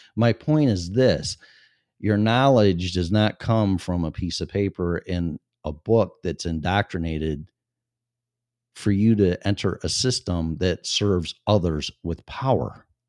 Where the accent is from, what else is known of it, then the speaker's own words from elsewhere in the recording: Chicago suburbs, Illinois, United States; I was born and raised in Illinois, in the Chicago suburbs